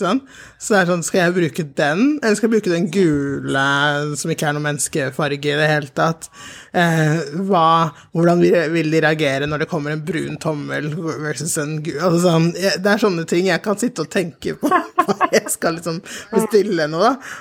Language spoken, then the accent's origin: Norwegian; Oslo, Norway; also born or lived in Sierra Leone; jeg er oppvokst i, på Hauketo